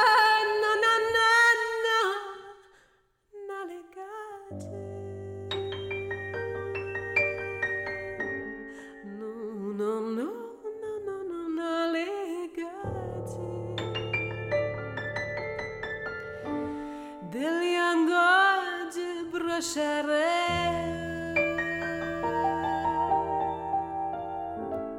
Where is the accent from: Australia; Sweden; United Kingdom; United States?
United States; Houston, Texas; growing up in Houston, Texas